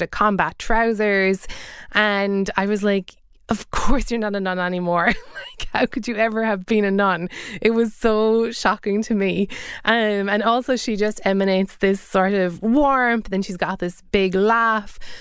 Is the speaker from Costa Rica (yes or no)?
no; Ireland; growing up in Ireland